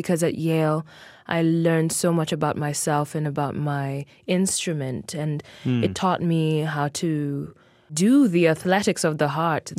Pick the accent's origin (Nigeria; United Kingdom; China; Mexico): Mexico; Mexico City; born there; No, I was not. I was born in Mexico City, but in my parents chose that name in particular because in our language, it made some sense as well. We're from the Luo ethnic group